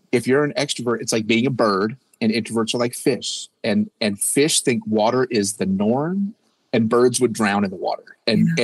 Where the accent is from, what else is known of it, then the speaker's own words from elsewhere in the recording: North Carolina, United States; we're from North Carolina, a medium sized community